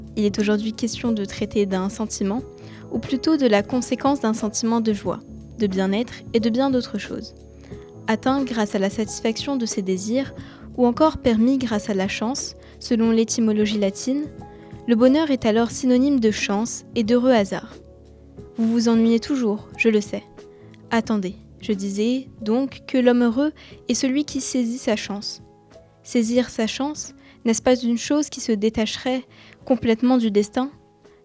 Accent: Egypt; now in Paris, France; je retourne souvent dans mon pays d'origine, l'Égypte

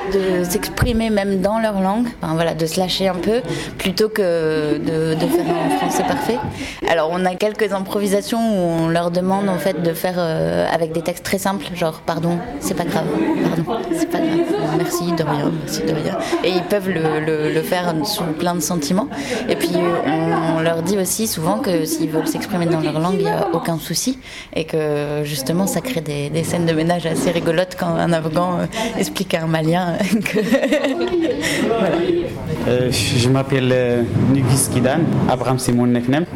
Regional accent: Syria; French is a second language; now in France; Et je viens de Syrie, de, de Syrie

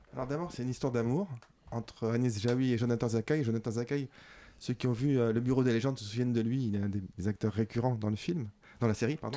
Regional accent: Belgium; je suis belge et que on était ensemble en Belgique quand on était enfant

